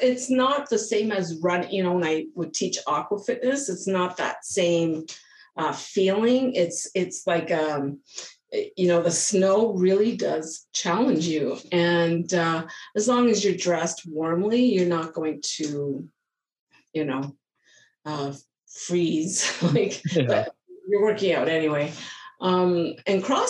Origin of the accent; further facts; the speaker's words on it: Ottawa, Ontario, Canada; moved away as an adult; also born or lived in British Columbia; now in Blaine, United States; I am born and raised in Ottawa, Ontario, Canada. So I am from Eastern Canada